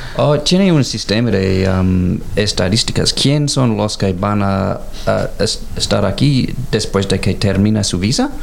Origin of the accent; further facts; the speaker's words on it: Canberra, Australian Capital Territory, Australia; also born or lived in Mexico; Soy de Canberra